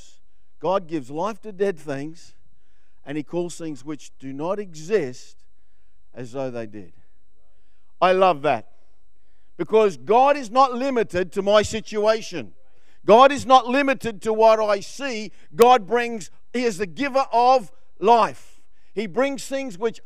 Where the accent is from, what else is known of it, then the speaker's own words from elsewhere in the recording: Queensland, Australia; I'm from Queensland